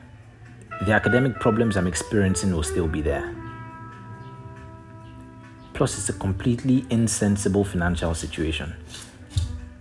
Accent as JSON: {"language": "English", "country": "Nigeria", "tie": "born or raised there", "also_born_or_lived": "San Francisco / Berlin", "moved": "yes", "said": "growing up in Nigeria"}